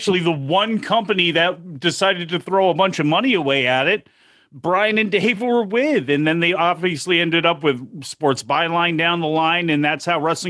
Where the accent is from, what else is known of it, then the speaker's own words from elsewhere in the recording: United States; I grew up outside Washington, D.C. There was WTOP, which was an all-news station, a lot of great 50,000-watt stations on AM.